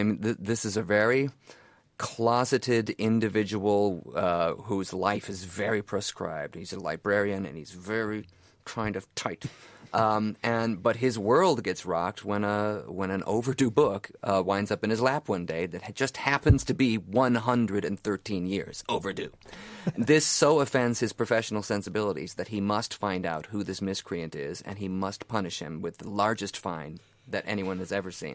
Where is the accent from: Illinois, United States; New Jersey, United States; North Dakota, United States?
Illinois, United States; Chicago; born there; also born or lived in New York City; Sure. I was born in Chicago, but right after college moved to New York City. I was there about 12, 13 years and wound up, and now I'm back in Chicago working there as an actor.